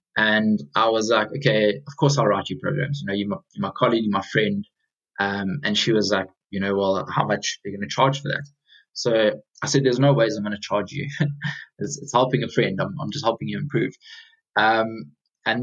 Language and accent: English; South Africa; moved away as an adult; now in London, United Kingdom; I'm originally from South Africa. So I got into my running back in South Africa. I then moved across to London just under 4 years ago